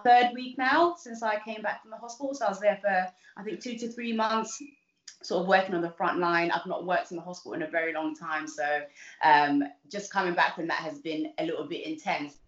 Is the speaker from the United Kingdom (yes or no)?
yes; London, United Kingdom; also born or lived in Uganda; I came when I was super young, um, and so I grew up in Southeast London. Uh, it's somewhere a little place called East Dulwich